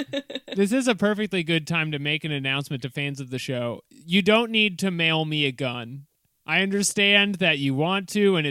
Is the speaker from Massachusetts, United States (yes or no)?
yes; Massachusetts, United States; I'm from Massachusetts